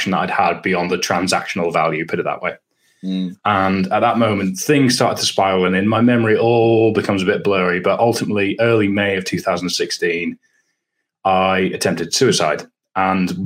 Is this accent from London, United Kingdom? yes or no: no; Scotland, United Kingdom; moved away as an adult; also born or lived in Durham; growing up in Scotland